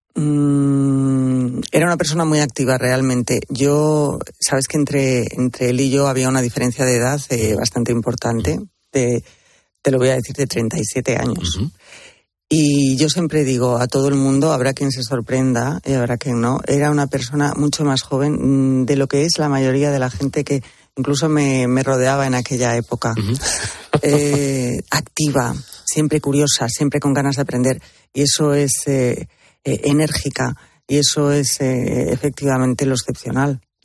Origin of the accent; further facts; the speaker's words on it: Spain; de nuestro país